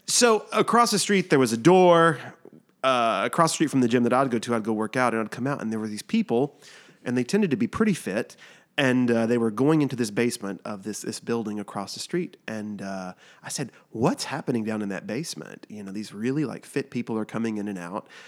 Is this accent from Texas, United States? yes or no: yes; Texas, United States; moved away; also born or lived in New York; I grew up in Texas